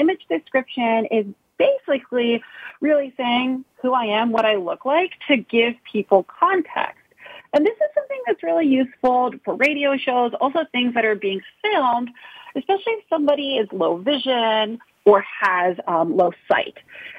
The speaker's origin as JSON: {"language": "English", "town": "Arlington", "region": "Virginia", "country": "United States", "tie": "born or raised there", "also_born_or_lived": "Charlottesville, Virginia", "moved": "as an adult", "lives_now": "Pittsburgh, United States", "said": "So I actually did not grow up in Pittsburgh. I grew up in Arlington, Virginia. And so that's, you know, where I spent most of my life."}